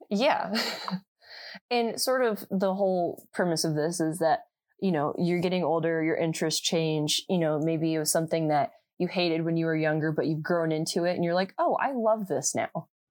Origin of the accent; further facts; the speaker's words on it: Indiana, United States; I'm from Indiana